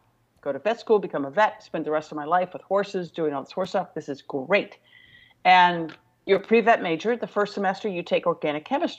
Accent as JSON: {"language": "English", "town": "Pittsburgh", "region": "Pennsylvania", "country": "United States", "tie": "born or raised there", "said": "born and raised in Pittsburgh, Pennsylvania, youngest of five girls and four older sisters"}